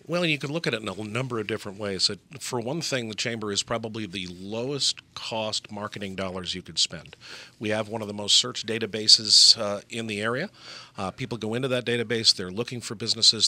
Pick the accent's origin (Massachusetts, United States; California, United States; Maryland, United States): Massachusetts, United States; Gloucester; moved away as an adult; I was born in Gloucester, Massachusetts, and I uh, left for about 30 years and came back